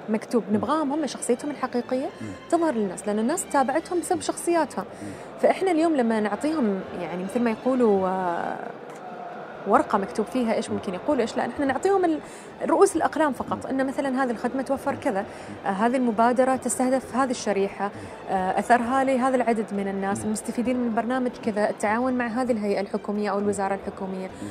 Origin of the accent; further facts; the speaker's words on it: Oman; نحن عمانيين